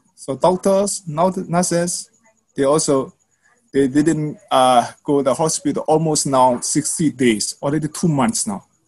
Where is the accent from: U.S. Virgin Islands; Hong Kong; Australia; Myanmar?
Myanmar; my people and uh, our civilians in Myanmar